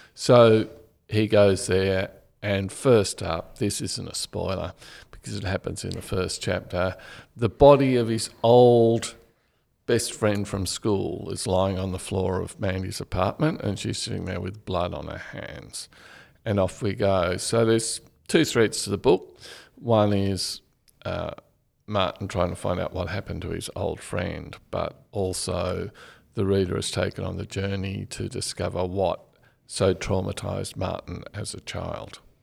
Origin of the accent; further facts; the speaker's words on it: Canberra, Australian Capital Territory, Australia; also born or lived in Bathurst; I grew up in Canberra, so it's a kind of the definition of a boring childhood